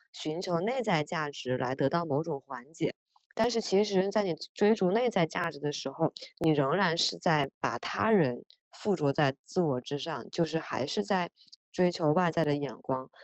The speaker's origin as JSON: {"language": "Chinese", "town": "Wuhan", "region": "Hubei", "country": "China", "said": "我本身是一个武汉人，然后在疫情爆发的时候，我正好就是在武汉，然后整个人被隔离了非常长时间"}